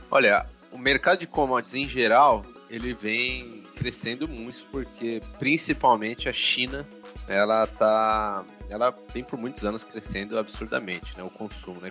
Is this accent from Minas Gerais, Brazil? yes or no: no; São Paulo, Brazil; sou de São Paulo, mas queria estudar no interior, sair um pouquinho da, da grande cidade